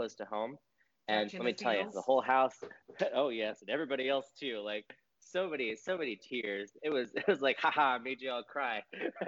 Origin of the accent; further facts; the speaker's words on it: West Texas, United States; I grew up in West Texas